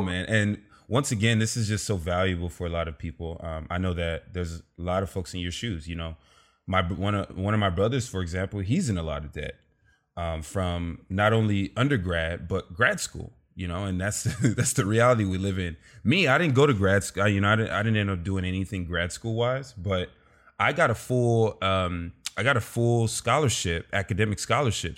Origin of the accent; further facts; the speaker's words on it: Los Angeles, California, United States; I grew up in South Central L A.